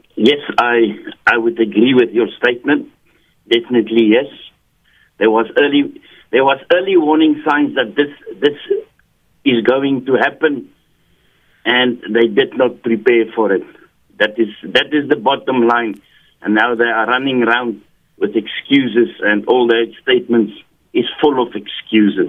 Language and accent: English; South Africa; I'm a South African